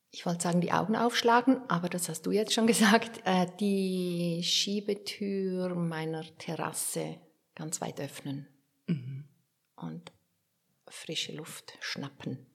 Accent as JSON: {"language": "German", "area": "Werdenberg", "region": "St. Gallen", "country": "Switzerland", "tie": "born or raised there", "said": "bei der Lokalzeitung in Werdenberg, da wo ich aufgewachsen bin"}